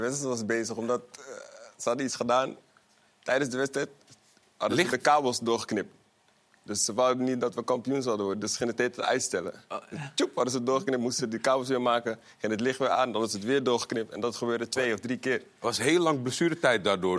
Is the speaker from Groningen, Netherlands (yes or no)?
no; The Hague, South Holland, Netherlands; Ik kom uit Molenwijk, Den Haag